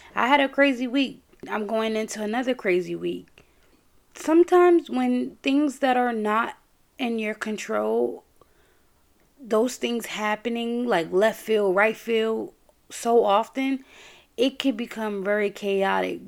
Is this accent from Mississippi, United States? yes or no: no; New York, United States; I'm from New York